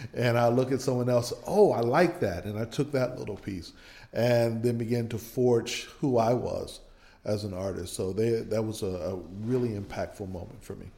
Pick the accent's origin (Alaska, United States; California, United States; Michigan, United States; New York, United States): Michigan, United States; now in Meridian, United States; I grew up in Michigan, but both of my parents are from Mississippi